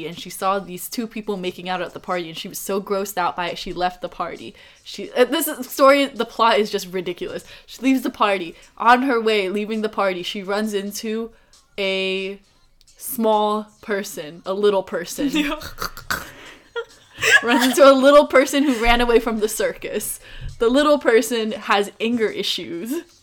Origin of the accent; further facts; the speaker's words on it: United States; we grew up in America